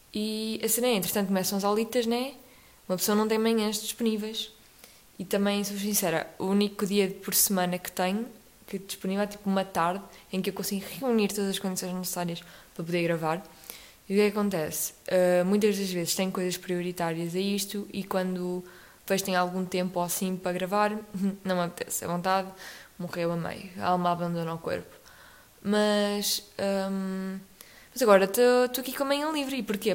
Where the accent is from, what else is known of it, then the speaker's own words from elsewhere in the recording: Portugal; ao longo do nosso país, vamos tendo vários sotaques dependendo das regiões